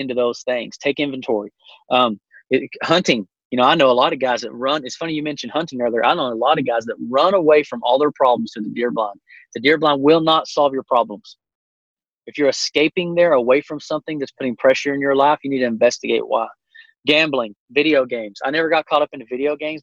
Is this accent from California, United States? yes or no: no; Llano, Texas, United States; I grew up in Llano, Texas, which is the hunting capital of our state